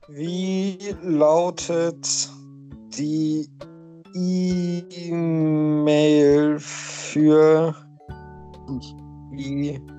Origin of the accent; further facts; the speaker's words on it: Netherlands; German is a second language; Ja, stimmt, ich bin Holländer.